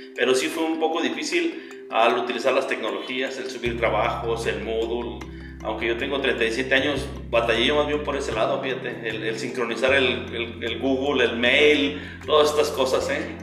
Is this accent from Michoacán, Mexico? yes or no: yes; Zamora, Michoacán, Mexico; soy originario de Zamora, Michoacán, aquí he radicado toda mi vida